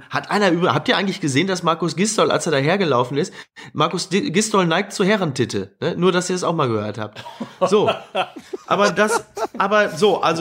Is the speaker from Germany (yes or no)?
yes; Dortmund, North Rhine-Westphalia, Germany; Als, als Dortmunder, als Dortmunder äh, neigt man ja immer dazu zu sagen, so, jetzt sind wir mal dran.